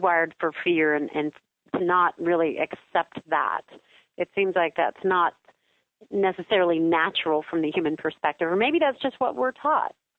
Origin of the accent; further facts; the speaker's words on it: Kansas, United States; I am from Kansas.